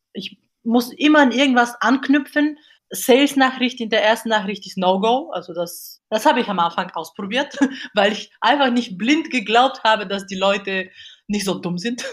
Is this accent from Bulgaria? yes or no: yes; Bulgaria; German is a second language; moved away as an adult; now in Cologne, Germany; Ursprünglich komme ich aus Bulgarien, bin aber hier mit äh, 18 Jahren nach Deutschland gekommen, um zu studieren.